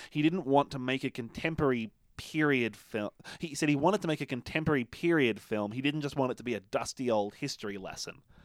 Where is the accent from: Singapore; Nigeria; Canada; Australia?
Australia; I'm Australian